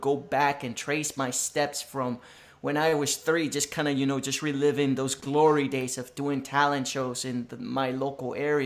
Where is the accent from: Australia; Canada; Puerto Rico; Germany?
Puerto Rico; Isabela; English is a second language; moved away; I was just a 3-year-old baby born and raised in Isabela, Puerto Rico.